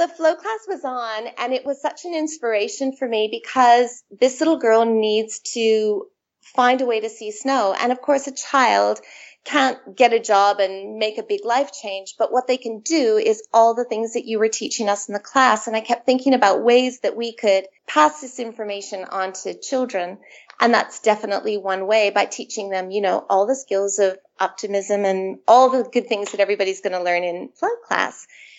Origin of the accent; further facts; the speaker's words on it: Canada; accent: Canadian; moved away as an adult; now in Sydney, Australia; I'm actually Canadian, as you can tell from my accent. I have two Australian teenage boys who sound very Aussie, but I've been here in Australia for 20 years. I immigrated 20 years ago.